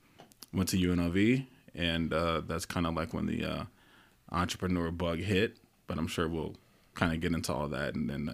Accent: East Palo Alto, California, United States; also born or lived in Reno / Las Vegas; Originally from the Bay Area. Was born in East Palo Alto, California, but came to Reno when I was 9 and kind of been between Reno, Vegas, back in the Bay Area from 9 until 34.

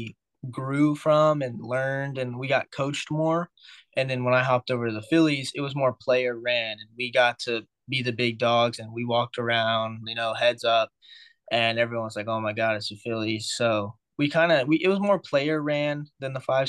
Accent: Central Texas, United States; I'm from Central Texas

